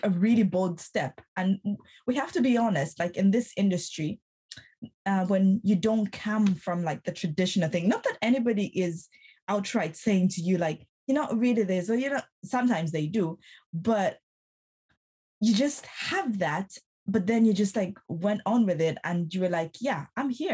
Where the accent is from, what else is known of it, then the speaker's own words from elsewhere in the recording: Zambia; I'm from Zambia